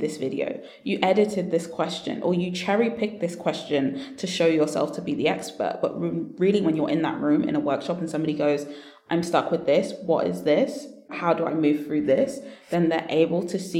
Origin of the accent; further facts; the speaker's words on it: London, United Kingdom; You've guessed the accent right. Yes, I am from London.